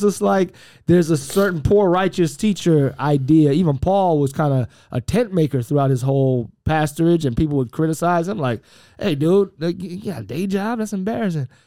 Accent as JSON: {"language": "English", "town": "Miami", "region": "Florida", "country": "United States", "said": "I'm from Miami, Florida"}